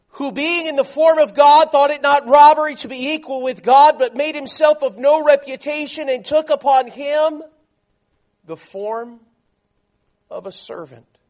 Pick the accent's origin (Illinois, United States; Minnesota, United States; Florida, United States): Florida, United States; South; I grew up in South Florida. Um, my parents were both from New York City